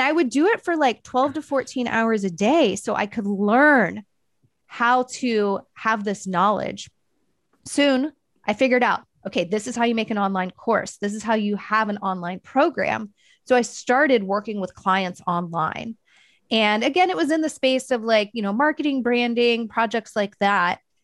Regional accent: Dayton, Ohio, United States; moved away as an adult; also born or lived in Portland, Oregon / Long Beach, California; I'm originally from Dayton, Ohio

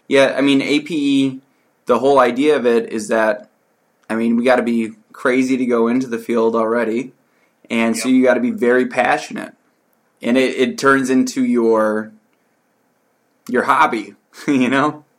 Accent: Detroit, Michigan, United States; I grew up in Detroit, Michigan

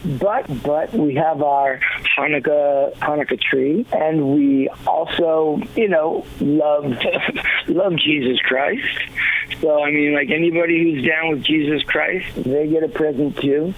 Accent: New York City, New York, United States; now in California, United States; being a little boy growing up in Queens, Flushing, Queens

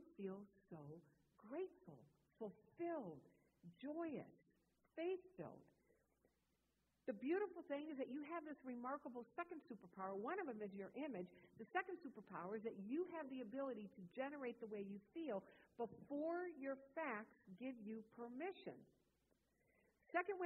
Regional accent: Wisconsin, United States; moved away; I grew up in Wisconsin.

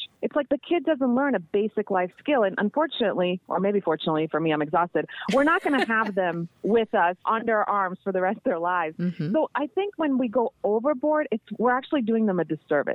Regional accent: Croatia; moved away; I grew up in Croatia

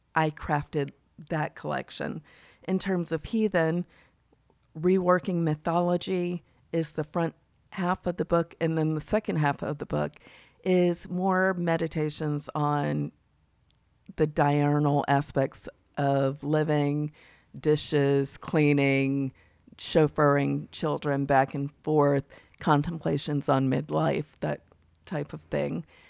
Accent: Mississippi, United States; being a Southerner, particularly from Mississippi

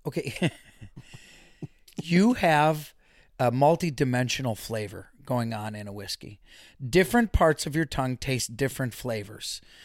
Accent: Waukesha, Wisconsin, United States; Born and raised in Waukesha, the home of … and …

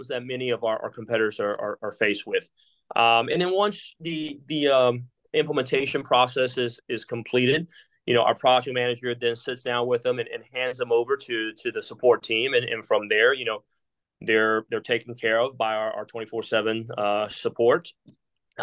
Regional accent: Taiwan; moved away; I'm from Taiwan

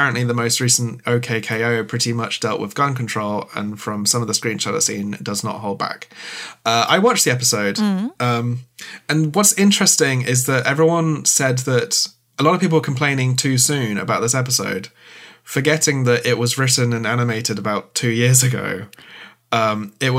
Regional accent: United Kingdom; as British people

